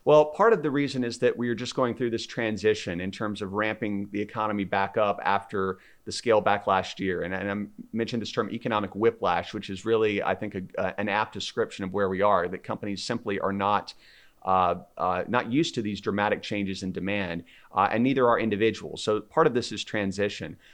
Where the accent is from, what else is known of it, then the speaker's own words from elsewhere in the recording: South Carolina, United States; I'm originally from South Carolina